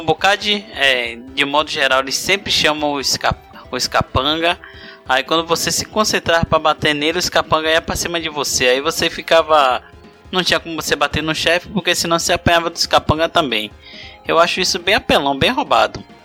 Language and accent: Portuguese; Bahia, Brazil; o baiano nato aqui sou eu